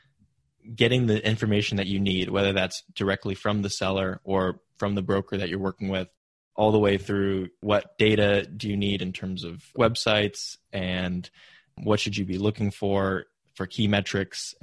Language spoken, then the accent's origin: English; Silicon Valley, California, United States; growing up in Silicon Valley, my parents pushed me to go into tech